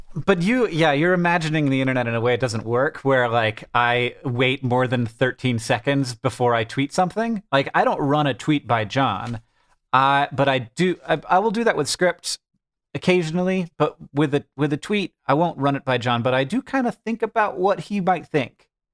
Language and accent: English; United States; as an American